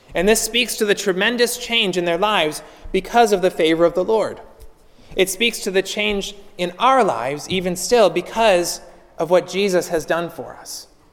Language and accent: English; Pittsburgh, Pennsylvania, United States; moved away as an adult; now in North Florida, United States; I grew up in Pittsburgh. I lived most of my life to this point in Pittsburgh, and so I'm a transplant to, to North Florida